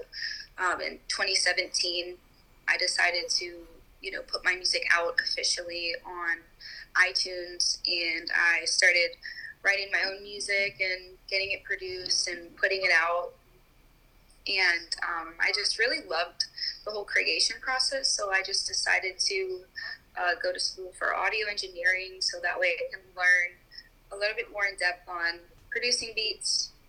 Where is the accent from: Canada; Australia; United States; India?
United States; Delaware; also born or lived in Staten Island / Tampa; I was born in Staten Island, New York, and then I lived in Delaware for a lot of my childhood, kind of in a country area, a lot of property, on a small farm.